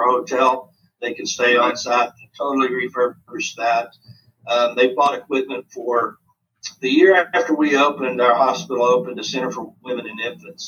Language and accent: English; United States; being an American